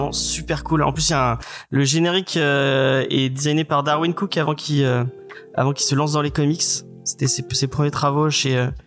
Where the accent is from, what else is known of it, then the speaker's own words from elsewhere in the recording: Nouvelle-Aquitaine, France; accent: 86; j'ai un accent 86 peut-être.